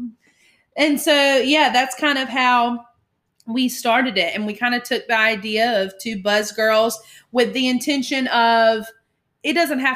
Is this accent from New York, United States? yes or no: no; Dothan, Alabama, United States; I'm originally from Dothan, Alabama